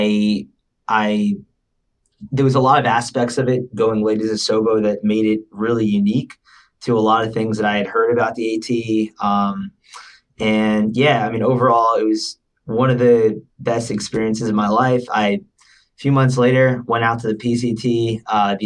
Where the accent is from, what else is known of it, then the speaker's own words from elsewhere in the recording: Connecticut, United States; born and raised in Connecticut.